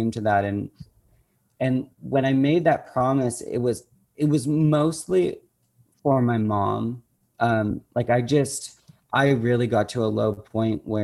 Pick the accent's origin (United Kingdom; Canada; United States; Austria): Canada; Oakville, Ontario; I end up in my hometown